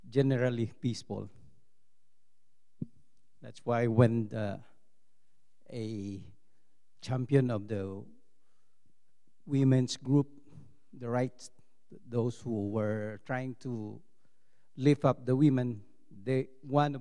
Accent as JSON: {"language": "English", "country": "Philippines", "second_language": "English", "said": "as a Filipino"}